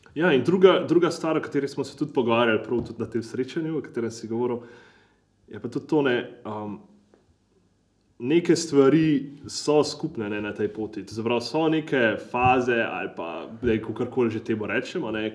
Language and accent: Slovenian; Slovenia; štirje smo bili iz Slovenije